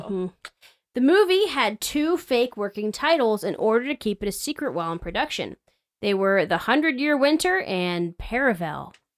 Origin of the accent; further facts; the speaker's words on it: United States; us as American kids